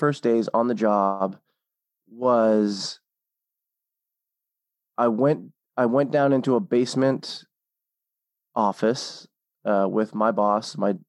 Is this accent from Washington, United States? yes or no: yes; Seattle, Washington, United States; moved away as an adult; also born or lived in Hawaii; I'm from the Seattle area originally